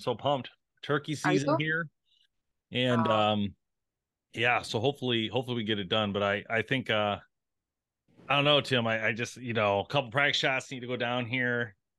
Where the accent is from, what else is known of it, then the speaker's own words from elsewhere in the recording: the Thumb, Michigan, United States; I grew up hunting in the Thumb.